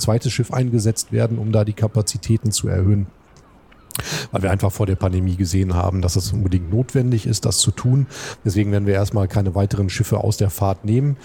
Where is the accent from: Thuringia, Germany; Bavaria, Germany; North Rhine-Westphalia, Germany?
North Rhine-Westphalia, Germany; Duisburg; moved away as an adult; also born or lived in Flensburg; now in Hamburg, Germany; Ich bin in der Hansestadt äh, Duisburg geboren, ja. äh, habe auch da studiert